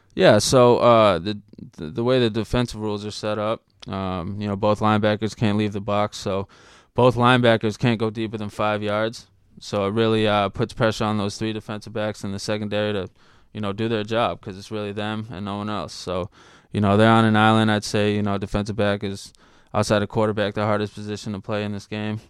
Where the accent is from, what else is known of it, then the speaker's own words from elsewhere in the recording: Shrewsbury, Massachusetts, United States; also born or lived in Boston; I was born in Boston, and then, uh, eventually I grew up in Shrewsbury.